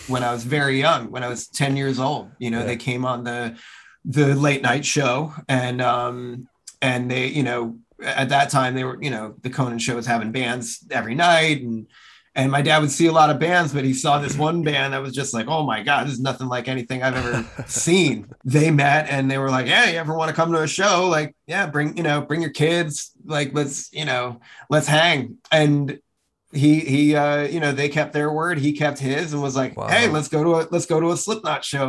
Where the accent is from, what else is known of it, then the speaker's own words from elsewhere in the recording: New Jersey, United States; where I grew up in New Jersey